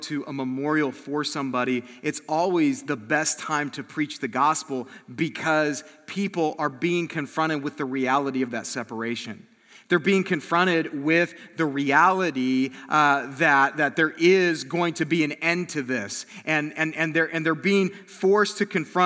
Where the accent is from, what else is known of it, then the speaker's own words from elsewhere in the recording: South Bend, Indiana, United States; moved away; I'm from South Bend